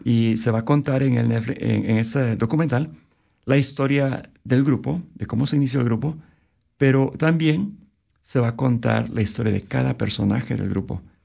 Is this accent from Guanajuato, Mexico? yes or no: no; Oaxaca, Mexico; moved away as an adult; now in Vancouver, Canada; al estado de Oaxaca, de donde soy originario